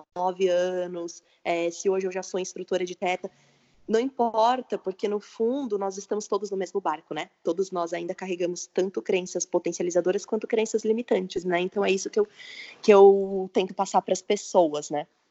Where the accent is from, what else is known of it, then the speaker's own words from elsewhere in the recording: interior of São Paulo, Brazil; also born or lived in Vinhedo; Eu sou de São Paulo, do interior de São Paulo, na verdade, moro em Vinhedo.